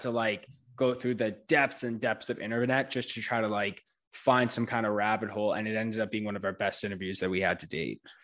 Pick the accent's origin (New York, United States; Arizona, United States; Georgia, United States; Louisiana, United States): New York, United States; I'm from New York